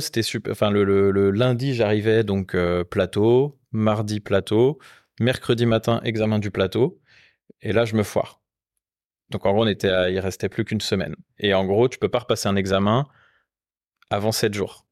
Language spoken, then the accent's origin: French; Rennes, Brittany, France; moved away; also born or lived in Paris; je suis originaire de Rennes